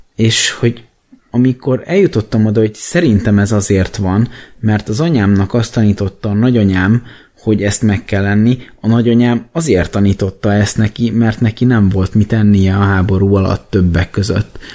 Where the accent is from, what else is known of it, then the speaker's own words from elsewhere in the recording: Hungary; én magyarként